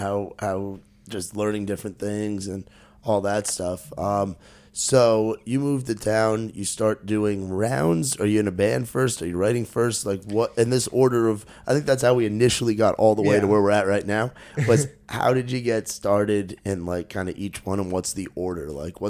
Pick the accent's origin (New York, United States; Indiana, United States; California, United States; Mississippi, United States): New York, United States; Growing up in New York, it's just not wasn't a huge thing.